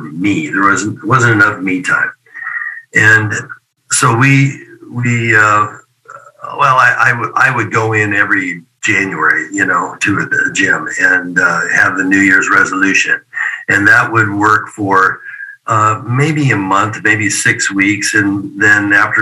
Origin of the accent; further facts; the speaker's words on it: Oregon, United States; commercial gym in my hometown there in Oregon